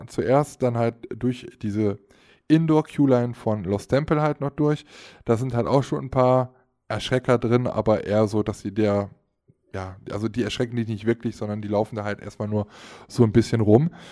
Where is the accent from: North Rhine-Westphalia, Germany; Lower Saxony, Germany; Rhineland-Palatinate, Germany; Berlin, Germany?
North Rhine-Westphalia, Germany; Aachen; Ich als Aachener